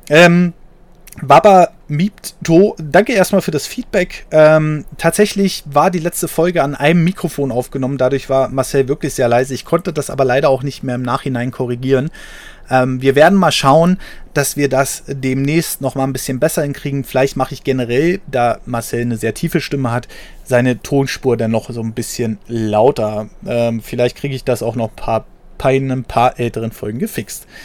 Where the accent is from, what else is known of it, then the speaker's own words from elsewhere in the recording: North Rhine-Westphalia, Germany; now in Sauerland, Germany; Bin aus dem Ruhrpott ins Sauerland ausgewandert, das sind 100 Kilometer und in eine völlig andere Kultur.